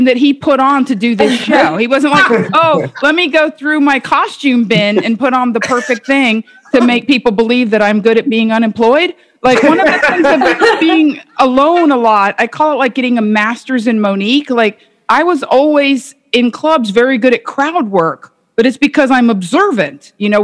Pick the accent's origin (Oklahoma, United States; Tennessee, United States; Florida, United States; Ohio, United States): Florida, United States; Miami; I grew up in Miami in the 70s and 80s.